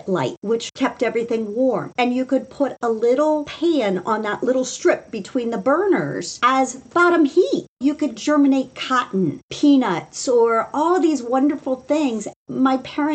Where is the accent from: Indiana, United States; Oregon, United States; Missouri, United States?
Indiana, United States; now in Washington, DC, United States; I grew up in Indiana.